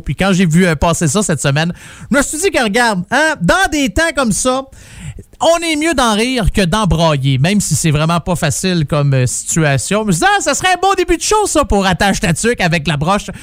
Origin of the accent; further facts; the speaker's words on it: Quebec, Canada; now in Ontario, Canada; je suis un Québécois, je viens de là, mais depuis que je suis en Ontario